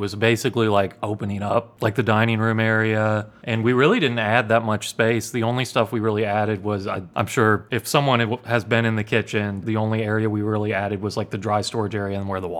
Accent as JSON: {"language": "English", "town": "Memphis", "region": "Tennessee", "country": "United States", "also_born_or_lived": "New York / Charleston, South Carolina", "said": "I'm from Memphis."}